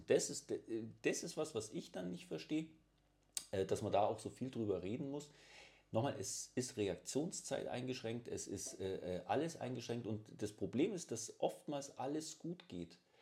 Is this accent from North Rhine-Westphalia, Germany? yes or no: no; Bavaria, Germany; ich bin ein Bayer